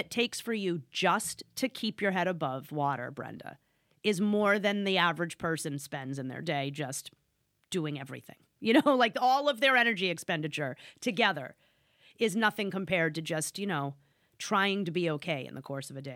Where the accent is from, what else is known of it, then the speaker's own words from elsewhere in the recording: Northeast, United States; I'm from the Northeast